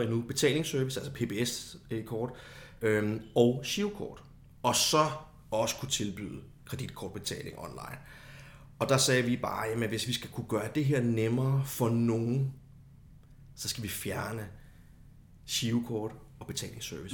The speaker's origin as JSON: {"language": "Danish", "town": "Copenhagen", "region": "Capital Region of Denmark", "country": "Denmark", "moved": "as an adult", "lives_now": "Kolding, Denmark", "said": "så er jeg jo oprindeligt fra København"}